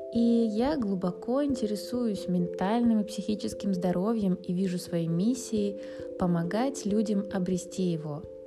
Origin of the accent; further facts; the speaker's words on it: Saint Petersburg, Russia; родилась и выросла в Санкт-Петербурге